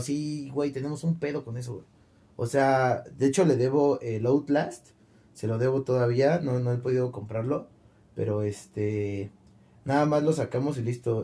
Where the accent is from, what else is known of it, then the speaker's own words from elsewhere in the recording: Mexico; Soy de México